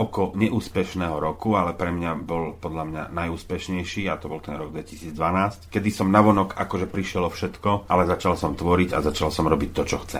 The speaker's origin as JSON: {"language": "Slovak", "town": "Zlaté Moravce", "region": "Nitra Region", "country": "Slovakia", "tie": "born or raised there", "moved": "as an adult", "lives_now": "Lučenec, Slovakia", "said": "Už keď som bol dospelý, odišiel som zo Zlatých Moraviec, zhruba niekedy okolo roku 98, to som mal nejakých 29 rokov."}